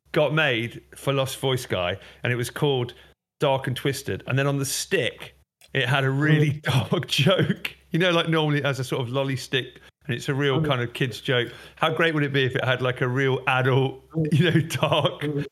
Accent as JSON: {"language": "English", "town": "Derby", "region": "East Midlands", "country": "United Kingdom", "moved": "yes", "said": "I'm originally from Derby"}